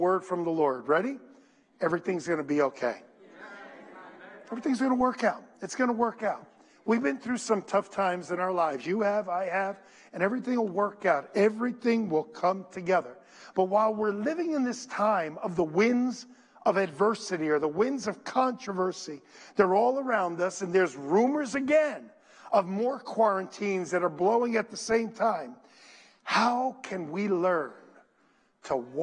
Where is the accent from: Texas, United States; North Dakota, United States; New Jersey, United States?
New Jersey, United States; Paterson; I was brought up in Patterson, and Patterson was beautiful at one time